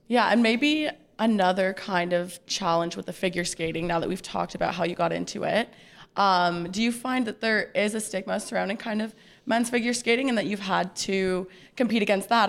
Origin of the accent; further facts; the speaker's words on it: Ottawa, Ontario, Canada; I'm from Ottawa.